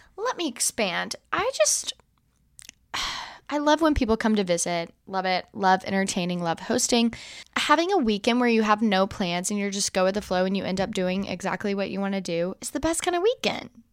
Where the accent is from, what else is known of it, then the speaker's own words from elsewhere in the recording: Alabama, United States; now in Texas, United States; I am from Alabama